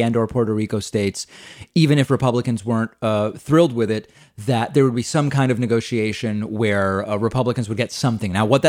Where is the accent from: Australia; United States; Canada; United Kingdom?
Australia; Hey, David, I'm from Australia, and I'm trying to figure out why so many Americans do not vote.